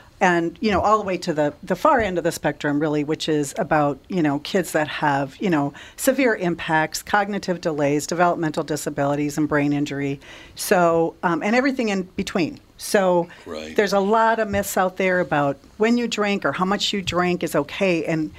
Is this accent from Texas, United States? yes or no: no; Litchfield, Minnesota, United States; I grew up in Litchfield, Minnesota.